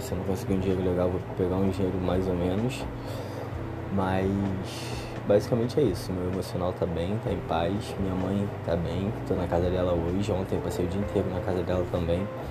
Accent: Rio de Janeiro, Brazil; eu sou do Rio

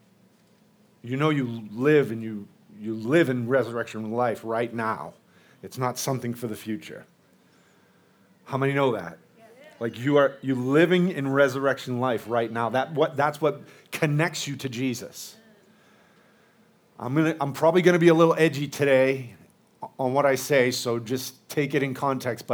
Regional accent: United States; I'm an American. But I'm mostly Irish, Scottish, and all those other islands over there

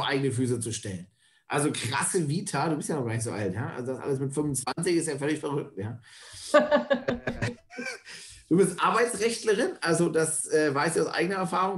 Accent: Northern Germany, Germany; ich bin auch aus Norddeutschland, kernig bis fest Norddeutsch

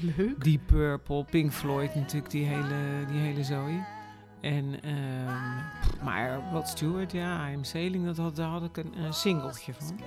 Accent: Rotterdam, South Holland, Netherlands; Ik ben inderdaad geboren, geboren en getogen in Rotterdam

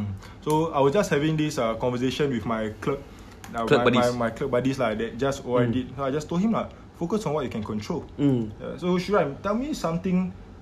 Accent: Singapore

